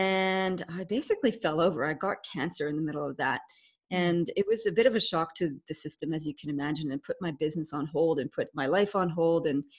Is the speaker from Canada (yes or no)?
yes; Canada; accent: Canadian; also born or lived in England; now in Australia; I was born in England, but grew up in Canada, so that my accent is Canadian. And I spent the best parts of my life growing up in Canada on the lakes and rivers of Canada.